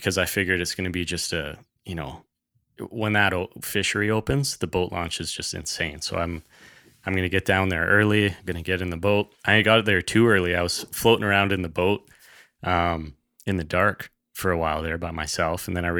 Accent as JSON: {"language": "English", "region": "British Columbia", "country": "Canada", "tie": "born or raised there", "said": "I grew up in the Kootenays. So, you know, we were outdoors folks right from the beginning"}